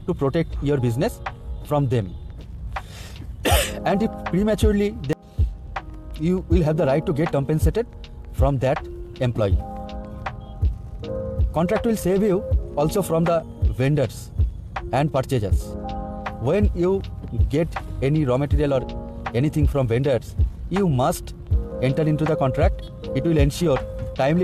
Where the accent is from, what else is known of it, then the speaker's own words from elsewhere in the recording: India; from India